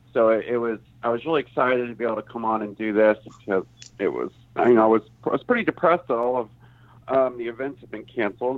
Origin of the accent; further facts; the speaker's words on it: Circleville, Ohio, United States; I'm a member of a UFO group here in my hometown of Circleville.